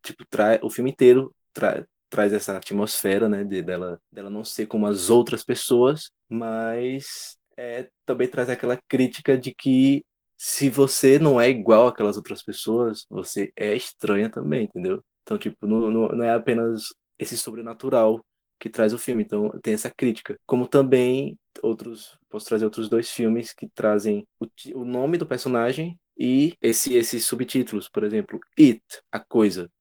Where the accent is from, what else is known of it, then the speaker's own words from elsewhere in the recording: Brazil; o nosso dialeto, o nosso brasileiro